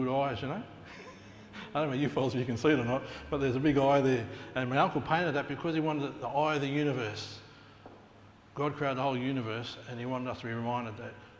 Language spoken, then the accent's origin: English; Australia; the heartbeat of my people is deep, deep rooted, and we hold it very dear